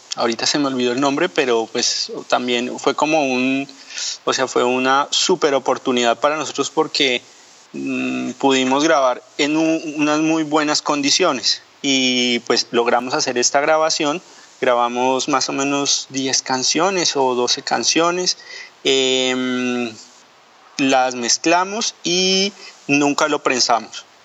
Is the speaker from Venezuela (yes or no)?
no; Colombia; moved away as an adult; also born or lived in Angola; now in France; salí de Colombia, estuvimos viviendo casi ocho años, no ocho años, siete años en África, ahora estamos viviendo en, en, Francia